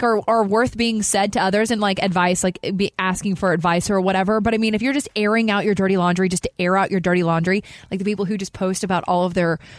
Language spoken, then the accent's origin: English; the South, United States; I'm from the South.